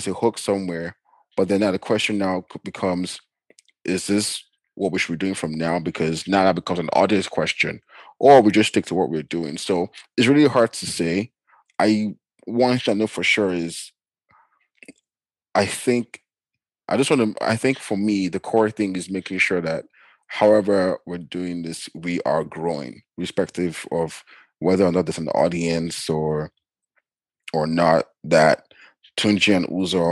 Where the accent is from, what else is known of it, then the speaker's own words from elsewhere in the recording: Nigeria; now in Canada; growing up in Nigeria